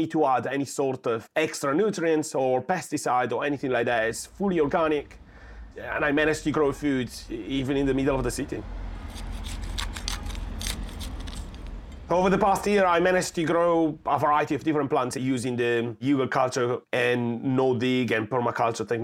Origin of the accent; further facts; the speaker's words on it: northern Italy, Italy; moved away as an adult; now in London, United Kingdom; I've been growing food in London for about 7 years, and I moved from North Italy